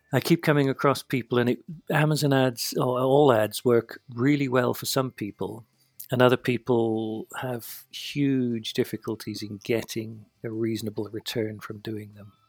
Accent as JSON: {"language": "English", "country": "United Kingdom", "said": "I'm British"}